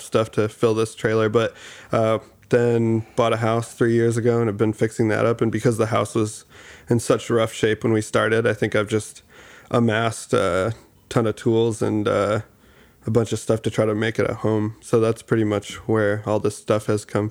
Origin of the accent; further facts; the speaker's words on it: Grand Rapids, Michigan, United States; also born or lived in Detroit; growing up in Grand Rapids too and the Midwest